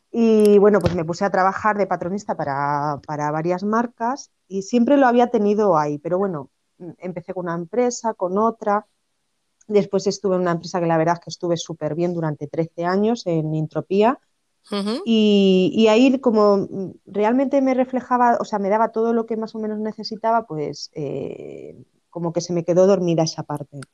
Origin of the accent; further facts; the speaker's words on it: Cáceres, Extremadura, Spain; yo nací en, en Cáceres, en Extremadura y, desde pequeña pues em, vi a mi madre siempre coser